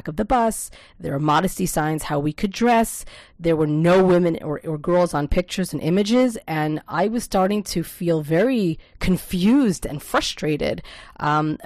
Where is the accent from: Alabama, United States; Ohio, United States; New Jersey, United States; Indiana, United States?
New Jersey, United States; Lakewood; now in Israel; I personally was born and raised in Lakewood, New Jersey